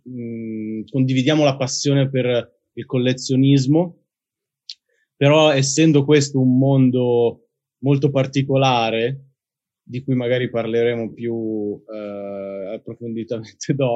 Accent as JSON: {"language": "Italian", "town": "Milan", "region": "Lombardy", "country": "Italy", "said": "però sì, bazzico molto, ma io sono di Milano e credo che lo sarò per sempre."}